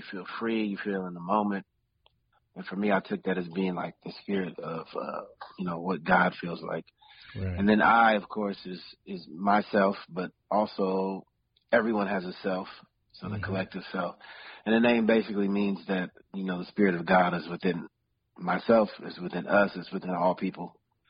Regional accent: Philadelphia, Pennsylvania, United States; born there; also born or lived in Cincinnati / Houston / California / Oakland; But I was born in Philadelphia. I lived in Cincinnati. I lived down in Houston. Pretty much lived all over the country

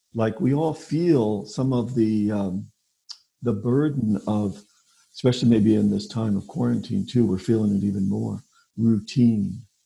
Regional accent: New York, United States; moved away as an adult; also born or lived in Pennsylvania / Columbus, Ohio; now in Omaha, United States; I'm originally from New York

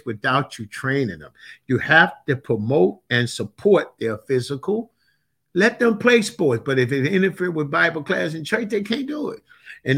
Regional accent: Mississippi, United States; I grew up in Mississippi

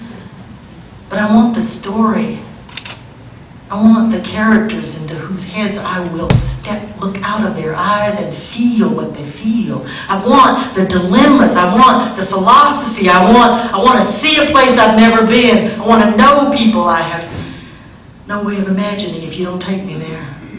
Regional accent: United States; I'm an American

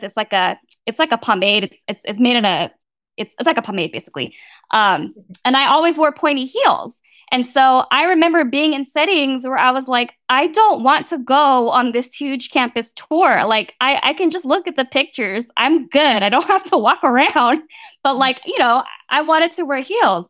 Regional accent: Bay Area, California, United States; I grew up in the Bay Area

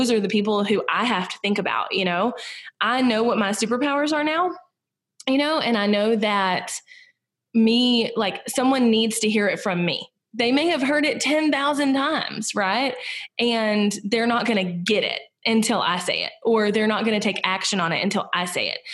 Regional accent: Southern United States, United States; accent: Southern; in the US I'm Southern and I have a pretty distinct accent

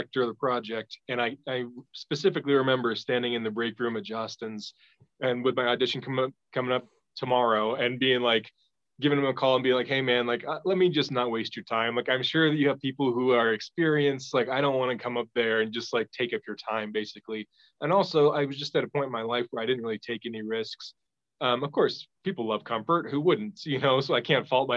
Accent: Topeka, Kansas, United States; moved away as an adult; also born or lived in Los Angeles; now in New Mexico, United States; I was born in Topeka, raised there. I moved not until I was 20 or 21 to Kansas City.

